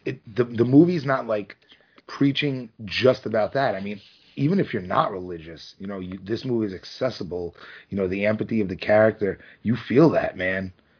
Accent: New York City, New York, United States; I grew up in Brooklyn

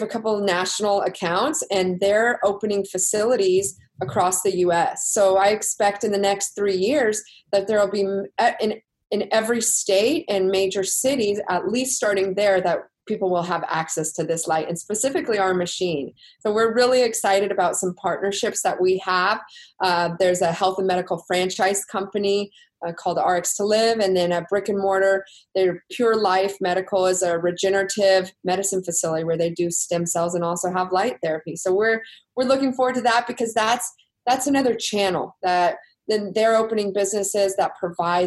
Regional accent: Texas, United States; I'm from Texas

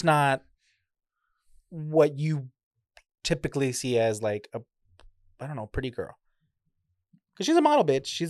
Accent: United States; We were like, we're from America.

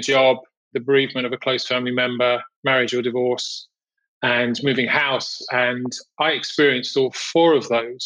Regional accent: United Kingdom; moved away as an adult; also born or lived in Europe / United States / Amsterdam; originally from the UK, I grew up in England, just outside London.

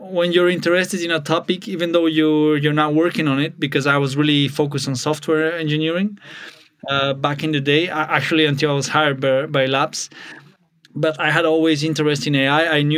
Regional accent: Spain; also born or lived in Bulgaria / France / Switzerland / Austria; now in Germany; Uh, to be a bit of a backstory, I was born in Bulgaria but moved to Spain when I was 10, uh, and I've been living in France, Switzerland, Austria, now Germany.

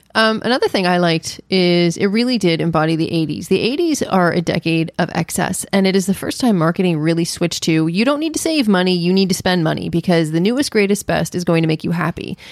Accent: New York, United States; being born and raised in New York

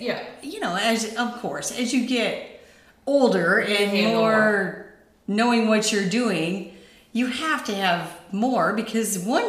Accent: Cedar County, Iowa, United States; moved away as an adult; now in Ankeny, United States; Well, Cedar County will always be home.

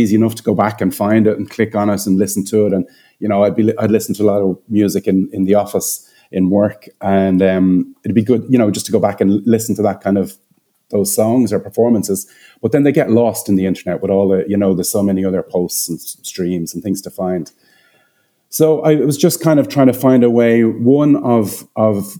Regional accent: Dublin, Leinster, Ireland; moved away as an adult; now in Cayman Islands; I'm based in the Cayman Islands, but I'm from Ireland. So yeah, I've been over here about 12 years, but I'm from Dublin.

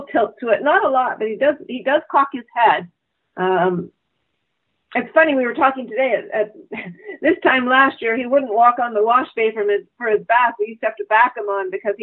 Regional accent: Canada; as a Canadian racing

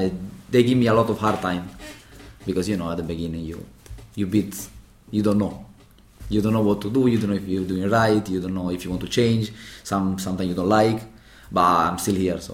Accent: Venice, Veneto, Italy; English is a second language; moved away as an adult; now in London, United Kingdom

